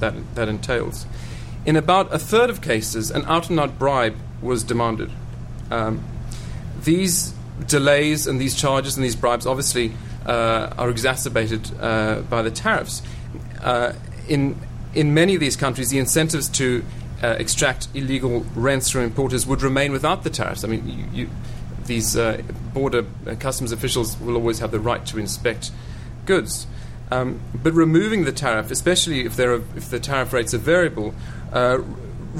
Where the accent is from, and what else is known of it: South Africa